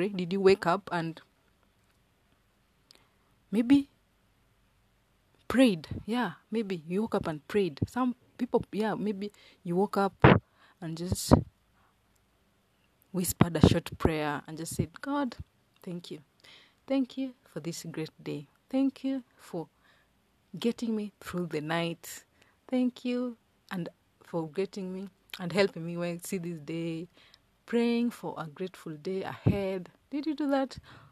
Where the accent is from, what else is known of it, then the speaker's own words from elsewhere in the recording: Kenya; first language Luo; English is a second language; In English, we say thank you. In Swahili, we say asante. In my mother tongue, we say erokamano.